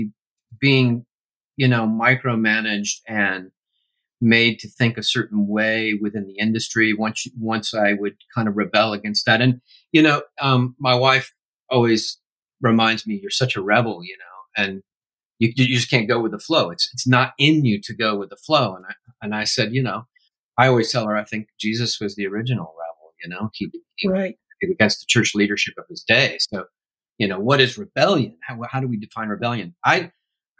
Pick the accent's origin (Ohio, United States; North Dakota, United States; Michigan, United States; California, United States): Michigan, United States; Grand Rapids; now in Franklin, United States; I went back and lived in my hometown of Grand Rapids a few years ago